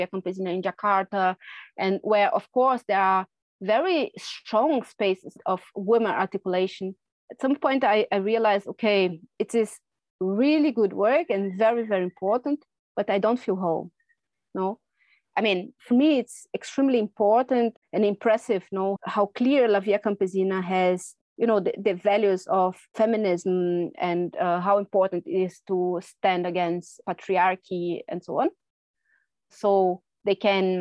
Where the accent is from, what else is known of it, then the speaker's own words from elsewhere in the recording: Brazil; first language Portuguese; English is a second language; moved away as an adult; now in Germany; I'm originally from Brazil, but have been living in Germany for quite a while now, almost 20 years.